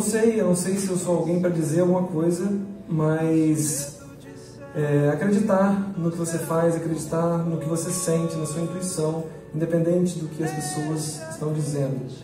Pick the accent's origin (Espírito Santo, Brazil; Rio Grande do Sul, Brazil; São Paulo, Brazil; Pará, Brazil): Espírito Santo, Brazil; Linhares; eu sou um cara que nasci no Pontal do Piranga, meu pai é biólogo, eu vivi na praia é, até os seis anos de idade